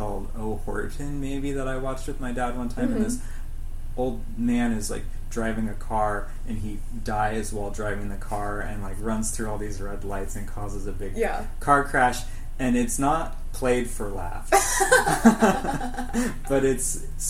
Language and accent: English; United States; I am also American. I grew up in America